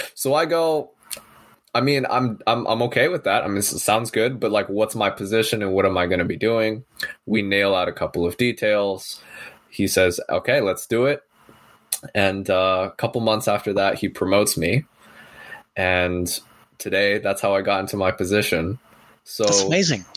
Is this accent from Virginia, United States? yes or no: no; San Francisco Bay Area, California, United States; I'm born and raised here in uh, San Francisco Bay Area, sort of heart of Silicon Valley